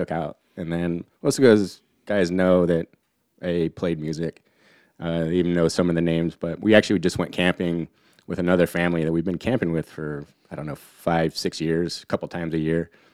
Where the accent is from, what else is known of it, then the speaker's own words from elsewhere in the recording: Humboldt County, Northern California, United States; moved away; also born or lived in Sonoma County; where I'm from in Humboldt County, everyone has that accent